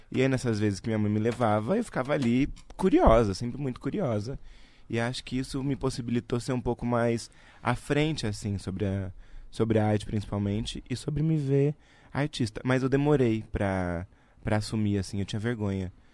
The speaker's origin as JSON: {"language": "Portuguese", "town": "Araraquara", "region": "São Paulo", "country": "Brazil", "moved": "yes", "said": "eu sou de Araraquara, no interior de São Paulo"}